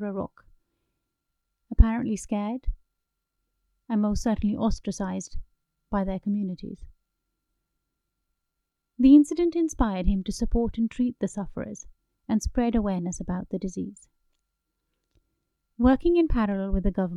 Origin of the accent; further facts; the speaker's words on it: United Kingdom; As a British Indian married to a Swede